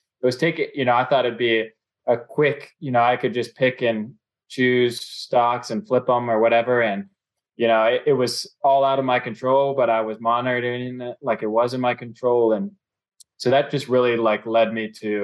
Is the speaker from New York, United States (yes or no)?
no; Cincinnati, Ohio, United States; I'm born and raised in Cincinnati.